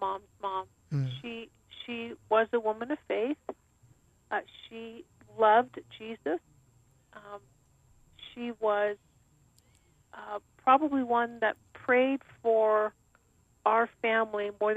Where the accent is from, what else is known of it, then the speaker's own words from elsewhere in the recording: California, United States; also born or lived in Long Beach / Sacramento / San Francisco; I grew up in Southern California, Central California, and Northern California.